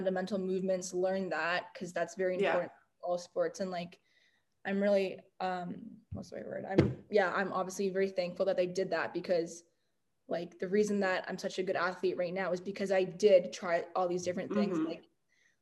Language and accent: English; North Vancouver, British Columbia, Canada; Vancouver. That's where I'm from. I'm like, yeah, born and raised in North